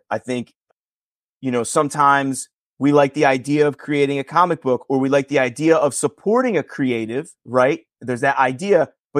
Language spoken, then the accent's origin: English; Northeast, United States; we're fortunate that we're from the Northeast.